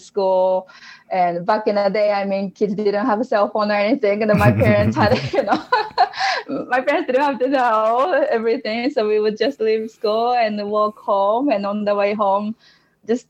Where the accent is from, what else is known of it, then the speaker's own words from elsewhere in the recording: Japan; English is a second language; moved away as an adult; now in Utah, United States; born and raised in Japan, and I left Japan when I was 21, I think. And it's been about 11 years since I moved to the States from Japan.